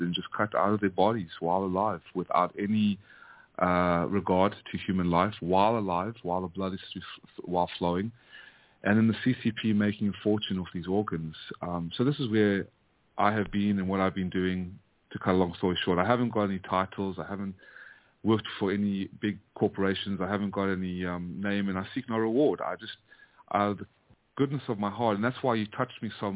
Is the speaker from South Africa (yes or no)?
yes; South Africa; also born or lived in United States; now in Vietnam; born and raised in South Africa after my family fled the Nazis and the Holocaust from Hungary and Ukraine, fled to South Africa, and then that's where I was born, and then raised in America for 25 years